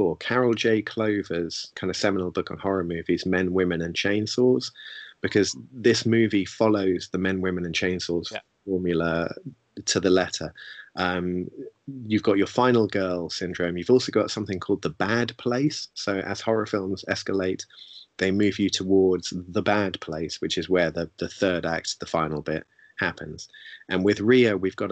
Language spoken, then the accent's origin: English; London, United Kingdom; as someone who grew up in London